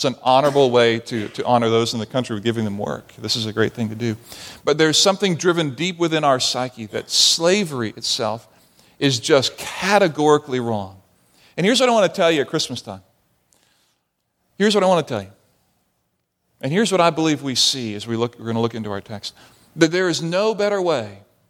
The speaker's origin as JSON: {"language": "English", "country": "Barbados", "tie": "born or raised there", "said": "And I saw this as a child growing up in the Caribbean on an island in Barbados that was populated primarily by the slave trade."}